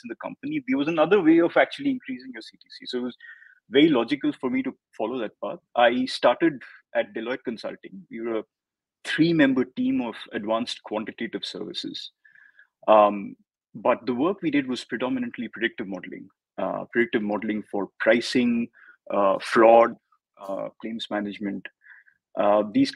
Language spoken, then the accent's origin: English; Hyderabad, Telangana, India; I was born and brought up in Hyderabad